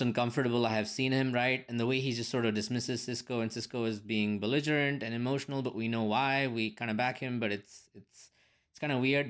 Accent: India; as an Indian

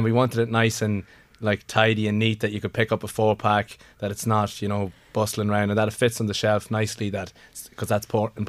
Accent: Ireland; I'm from Kilkerry myself, so I'm only a stone's throw away

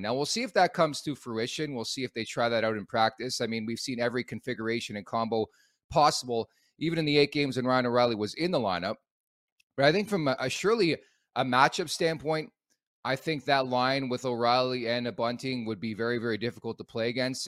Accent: Oakville, Ontario, Canada; also born or lived in Montreal, Quebec; I'm actually born in Montreal, raised in Oakville, Ontario. At the age of five, I moved to Oakville from Montreal

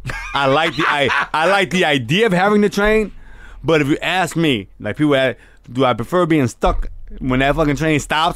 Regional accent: New York, United States; I'm an actor. I grew up in New York.

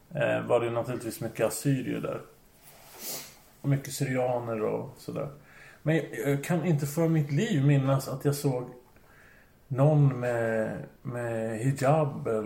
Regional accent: Finland; also born or lived in Södertälje; som finne är man rätt härdad så.

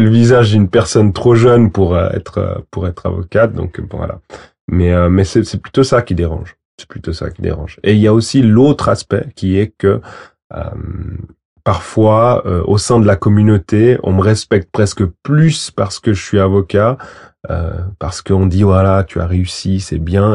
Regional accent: Valais, Switzerland; also born or lived in Portugal / Guinea-Bissau; j'ai grandi en Valais

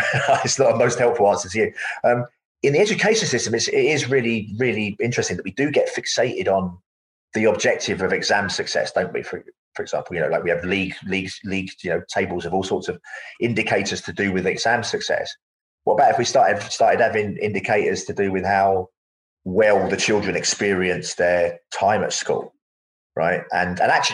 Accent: London, United Kingdom; having been born in the East End of London, I wasn't really around nature very much

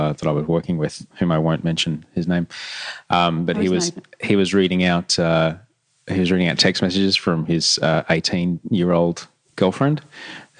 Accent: Brisbane, Queensland, Australia; we briefly flitted down to the Gold Coast from Brisbane

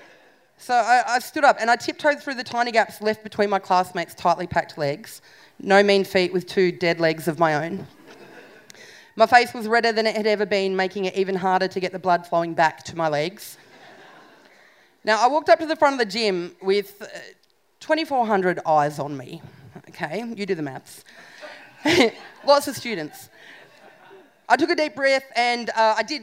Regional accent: Canberra, Australian Capital Territory, Australia; I moved from St. Jude's Primary School in Canberra to a public high school

